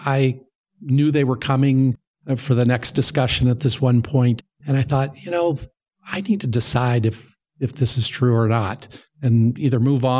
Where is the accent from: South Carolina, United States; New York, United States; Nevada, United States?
Nevada, United States; Las Vegas; From a church standpoint, I grew up in Las Vegas as a non-member.